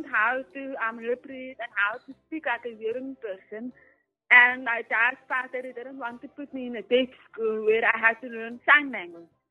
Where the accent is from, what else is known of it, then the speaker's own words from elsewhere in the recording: Worcester, Western Cape, South Africa; also born or lived in Bloemfontein / Johannesburg; Yes, I was born in Bloemfontein, but I grew up in Worcester. But then we moved back to Bloemfontein and then we lived in Johannesburg and now we're moving back to Cape Town.